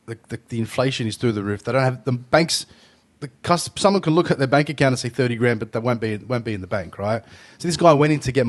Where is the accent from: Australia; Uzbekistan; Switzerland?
Australia; born there; As a Australian Lebanese person, if you'll call it that, because I'm born here